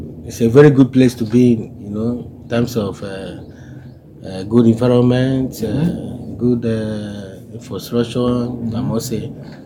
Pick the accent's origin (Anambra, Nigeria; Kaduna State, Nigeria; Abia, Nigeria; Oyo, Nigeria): Abia, Nigeria; now in Delta State, Nigeria; I was born in Abia State. I grew up in Abia State. But now I'm living in Delta State.